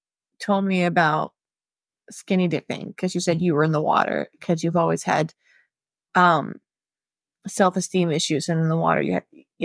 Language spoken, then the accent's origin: English; Florida, United States; I'm from Florida